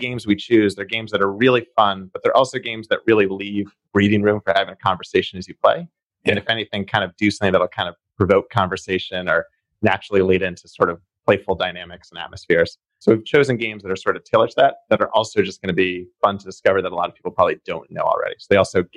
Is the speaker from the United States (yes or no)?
yes; Boston, Massachusetts, United States; also born or lived in California; I grew up in Jamaica Plain. Lived a little bit in California, but for the last 10 years or so, I've been living back in Boston, Rossi area.